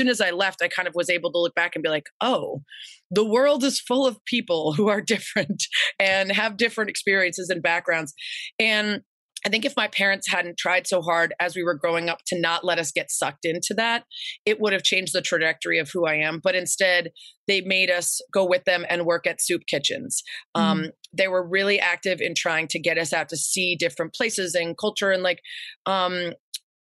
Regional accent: Lake Forest, Illinois, United States; I grew up in Lake Forest. It's about 45 minutes north of Chicago.

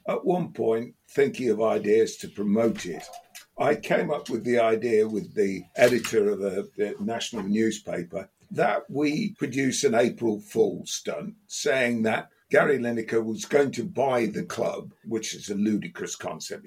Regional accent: Leicester, East Midlands, United Kingdom; moved away as an adult; I've not lived in Leicester for 40 odd years now

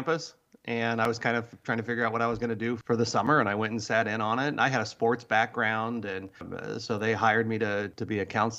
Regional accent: Idaho, United States; also born or lived in Washington; So I grew up partly in Washington and then Idaho. Probably I spent most of my years growing up in Idaho, went to college at the University of Idaho.

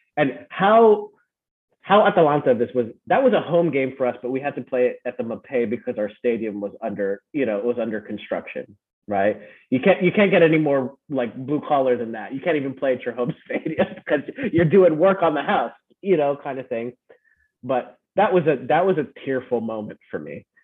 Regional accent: California, United States; also born or lived in Philippines; now in Las Vegas, United States; growing up in America, I also grew up in the Philippines

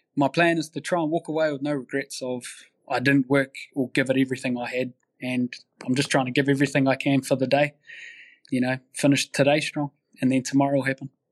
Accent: Manawatū-Whanganui, New Zealand; I grew up in Manawatu, which is in the Hurricane region

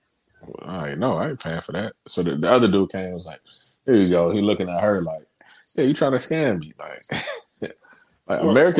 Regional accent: Cleveland, Ohio, United States; I'm from Cleveland

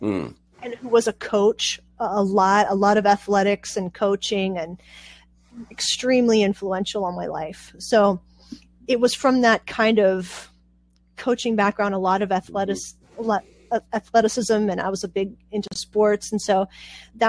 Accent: Pittsburgh, Pennsylvania, United States; also born or lived in Puerto Rico; now in Pennsylvania, United States; I was born in Puerto Rico, and we moved to Pittsburgh when I was about 4 and a half

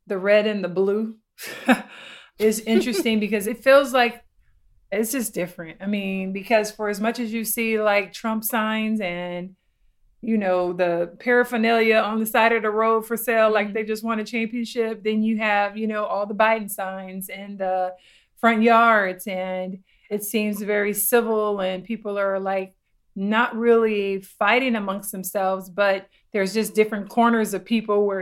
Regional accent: California, United States; now in Florida, United States; me being a Californian

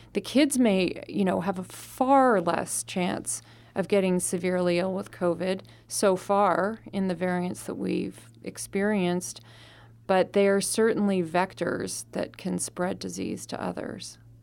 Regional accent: Canada; now in Arizona, United States; I'm from Canada, and I had to go back to Canada partway through the pandemic

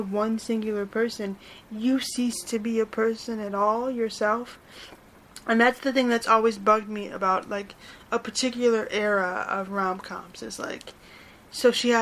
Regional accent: near Buffalo, Western New York, United States; I grew up here in Western New York. So, like, I live near Buffalo

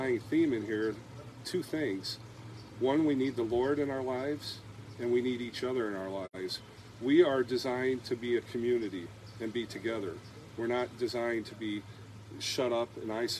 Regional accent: United States; now in Wayland, United States; I actually live in Wayland. Just outside of town in the country, Wayland, Iowa. I'm originally from the Quad Cities

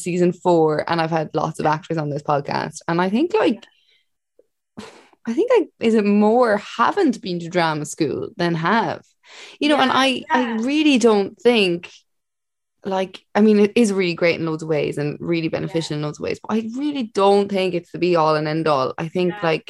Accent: Ireland; accent: Irish; now in London, United Kingdom; I have such an Irish accent

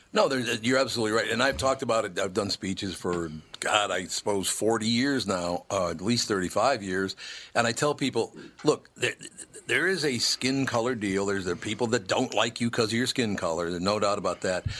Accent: Minneapolis, Minnesota, United States; As a little boy, growing up in North Minneapolis, we moved to North Minneapolis when I was five years old

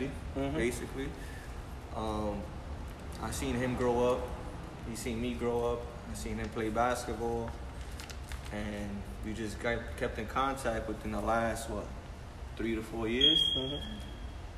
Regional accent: Brooklyn, New York, United States; We really from here

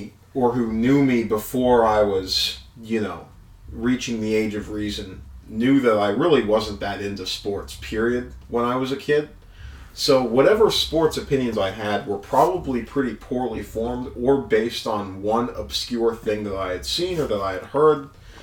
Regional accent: northern New Jersey, United States; moved away as an adult; also born or lived in New York / Boston; I was raised definitely in the New York area. Went to grade school, high school, public schools, all through in northern New Jersey.

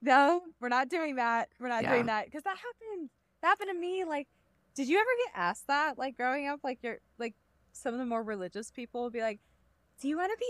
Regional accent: Atlanta, Georgia, United States; I say I'm from Atlanta, but I actually live in a racist town 45 minutes away.

